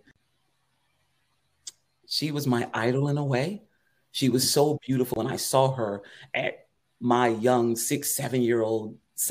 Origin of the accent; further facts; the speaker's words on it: Eatonville, Florida, United States; Growing up in Eatonville, Florida, the oldest Black-owned and operated city in the country. I like to say that because that's my town.